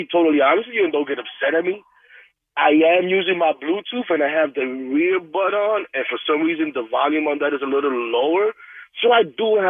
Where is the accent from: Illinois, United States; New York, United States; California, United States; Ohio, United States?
New York, United States; New York City; I'm Dominican, but you know, truth be told, I'm born and raised here